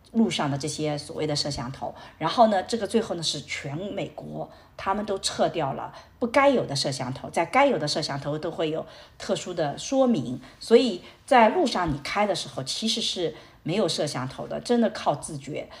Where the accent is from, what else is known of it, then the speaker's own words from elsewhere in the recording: Shanghai, China; moved away as an adult; now in United States; 我是来自上海的